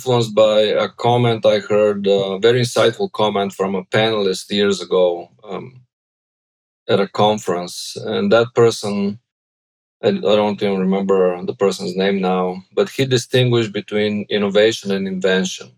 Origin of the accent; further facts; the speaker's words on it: Bulgaria; English is a second language; moved away as an adult; now in United States; I'm originally from Bulgaria